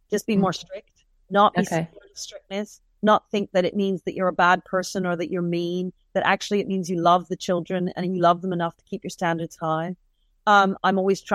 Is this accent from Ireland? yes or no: no; United Kingdom; So what if I'm of Caribbean descent? We're both British.